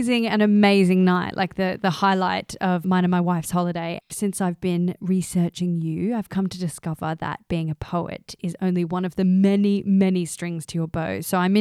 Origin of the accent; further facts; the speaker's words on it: Australia; now in London, United Kingdom; Daisy and I, as I said before, we're Australian and we've moved to London.